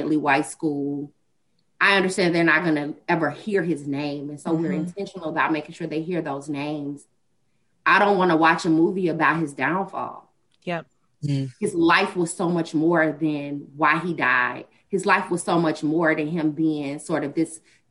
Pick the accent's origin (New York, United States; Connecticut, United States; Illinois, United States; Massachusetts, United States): Illinois, United States; Chicago; I grew up on the South Side of Chicago.